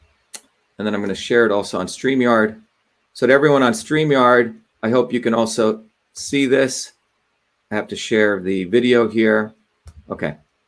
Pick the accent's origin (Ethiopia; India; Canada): India; now in United States; when I was growing up in India